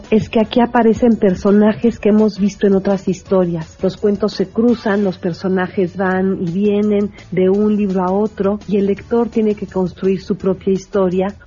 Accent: Mexico

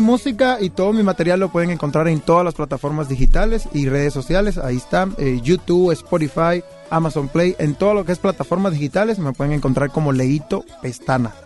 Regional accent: Havana, Cuba; moved away as an adult; now in Monterrey, Mexico; Yo soy de La Habana, de Cuba

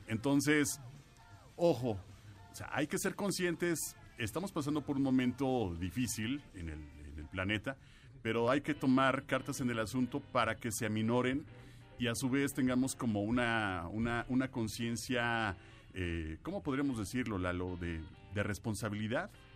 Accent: Mexico; somos los mexicanos

